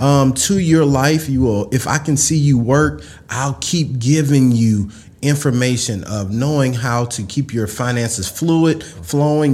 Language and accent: English; Mississippi, United States; I was a kid from Mississippi